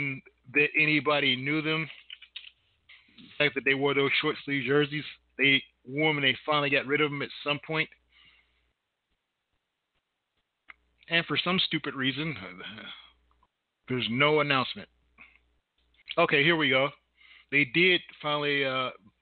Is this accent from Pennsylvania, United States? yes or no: no; Indiana, United States; I'm from Indiana